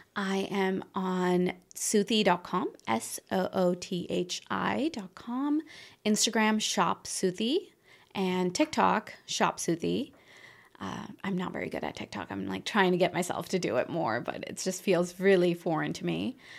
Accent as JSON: {"language": "English", "region": "northern India", "country": "India", "tie": "born or raised there", "also_born_or_lived": "Chicago", "moved": "yes", "said": "I came from India, and my parents were very successful in India"}